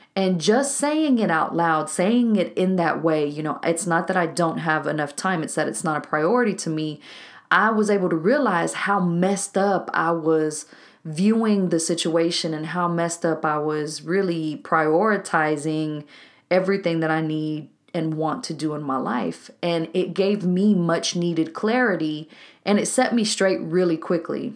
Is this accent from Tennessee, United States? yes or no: no; Waco, Texas, United States; a co-working spot here in my hometown of Waco, Texas